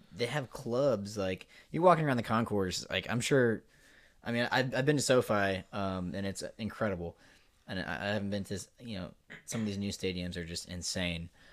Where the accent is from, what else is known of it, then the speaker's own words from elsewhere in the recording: Nebraska, United States; We are Midwesterns, Midwesterners, I should say. Um, both born and raised in Nebraska